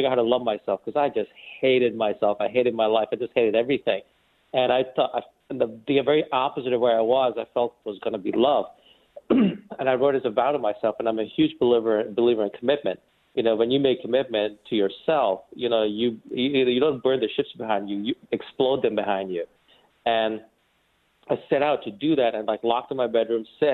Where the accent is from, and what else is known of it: New York, United States; born or raised there; also born or lived in India